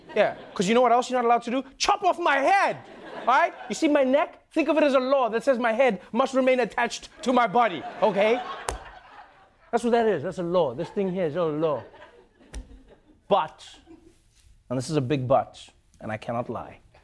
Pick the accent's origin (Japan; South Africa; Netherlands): South Africa; my home country, South Africa